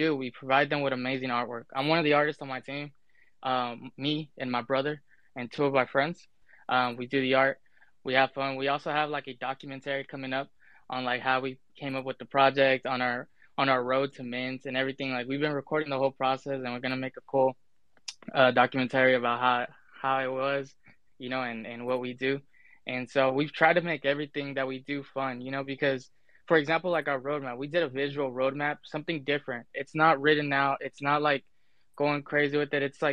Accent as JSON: {"language": "English", "town": "Dallas", "region": "Texas", "country": "United States", "said": "I'm from Dallas, Texas"}